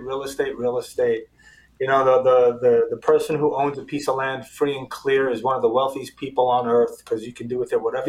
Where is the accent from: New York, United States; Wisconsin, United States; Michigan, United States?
New York, United States; New York City; moved away as an adult; also born or lived in Israel; now in South Florida, United States; first generation American, born and raised in New York City